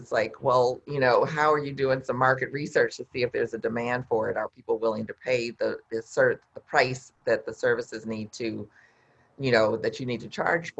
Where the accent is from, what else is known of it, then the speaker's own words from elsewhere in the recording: Midwest, United States; I'm from the Midwest, so we call it pop